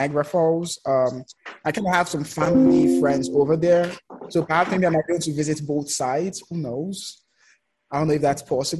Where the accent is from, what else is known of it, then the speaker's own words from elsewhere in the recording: Lagos, Nigeria; Yeah, I'm from Lagos.